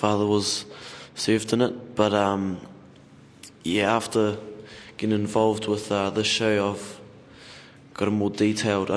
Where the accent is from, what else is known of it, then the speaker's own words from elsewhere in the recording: Taranaki, New Zealand; I'm 17 years old. I'm from Taranaki